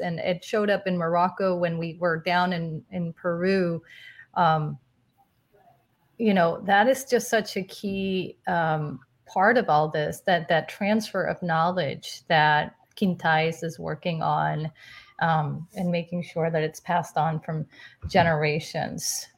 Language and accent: English; Guadalajara, Jalisco, Mexico; moved away; also born or lived in New York; I was born and raised in Guadalajara, Mexico, so I'm Latina myself